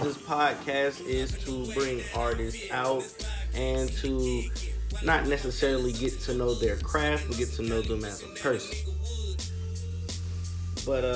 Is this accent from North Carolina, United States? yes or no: yes; Tarboro, North Carolina, United States; moved away; I'm originally from Tarboro, North Carolina